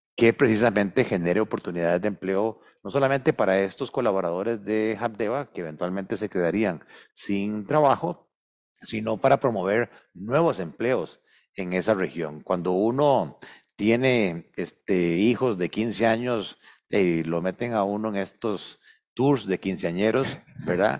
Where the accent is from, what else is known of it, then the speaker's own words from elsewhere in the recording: Costa Rica; somos ante todo costarricenses